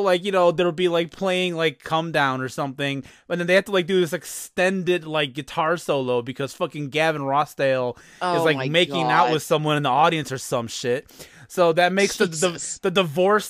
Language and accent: English; Chicago, Illinois, United States; I'm from Chicago